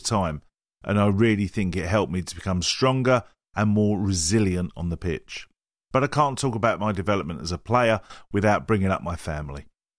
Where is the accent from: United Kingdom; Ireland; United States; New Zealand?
United Kingdom; Walthamstow, London; I grew up in Walthamstow, so street football was a big part of my childhood too.